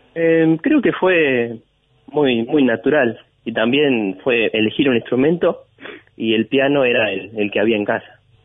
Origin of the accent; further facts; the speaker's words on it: Necochea, Buenos Aires Province, Argentina; moved away as an adult; now in Buenos Aires, Argentina; nací en Buenos Aires. Prácticamente me, mi vieja me vino a tener acá. Y ah. después volvimos a Necochea